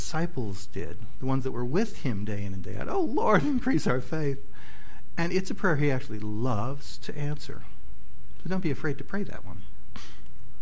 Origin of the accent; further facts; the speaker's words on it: Midwest, United States; I grew up in the Midwest